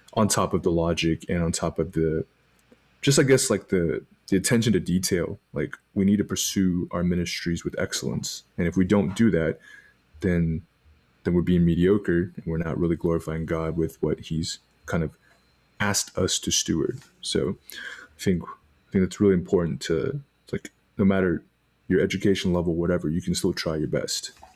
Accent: Arlington, Texas, United States; I was born in Arlington, Texas

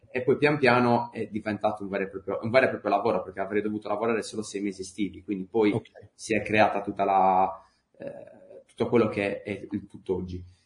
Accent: Sardinia, Italy; accent: Sardinian; sono sardo

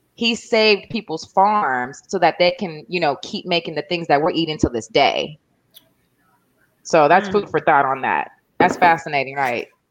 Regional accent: North Carolina, United States; when I grew up in North Carolina, I used to see cotton fields.

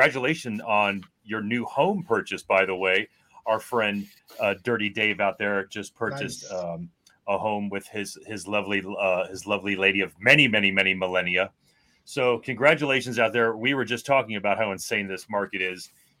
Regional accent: Miami, Florida, United States; I was born in 1973 in Miami, Florida.

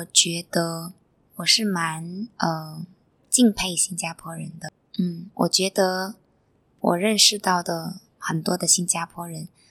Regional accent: China; moved away as an adult; now in Singapore; 像我是一个外国人，来自中国

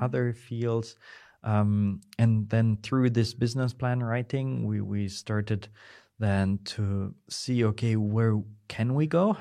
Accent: Cologne, North Rhine-Westphalia, Germany; now in Aachen, Germany; I'm from Germany. I was born in Cologne in Germany and then moved for study purpose to Aachen

